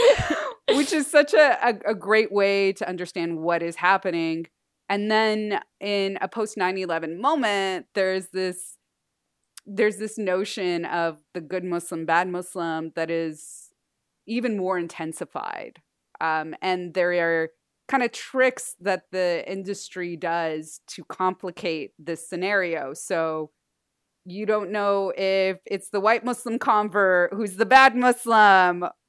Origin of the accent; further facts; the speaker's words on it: Southern California, United States; born and raised in Southern California and Tongva, Shumash land